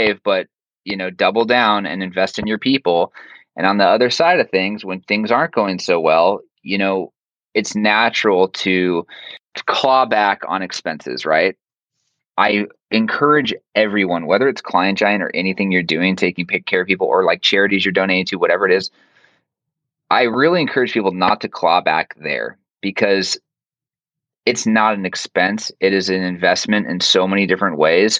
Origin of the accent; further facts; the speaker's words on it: Orange County, Southern California, United States; I was born here in Orange County and I've never lived anywhere else.